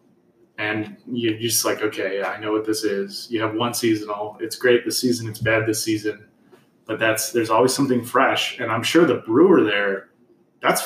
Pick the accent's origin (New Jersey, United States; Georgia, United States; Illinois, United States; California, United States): Illinois, United States; Chicago; I'm from Chicago.